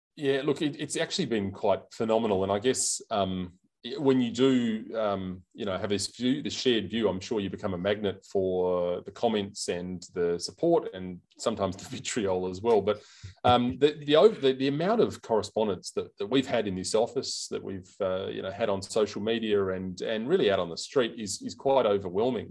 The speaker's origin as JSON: {"language": "English", "region": "South Australia", "country": "Australia", "tie": "born or raised there", "said": "here in, in South Australia, in my home state"}